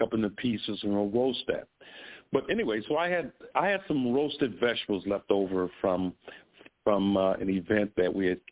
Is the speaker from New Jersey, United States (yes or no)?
no; Chicago, Illinois, United States; moved away; I'm from Chicago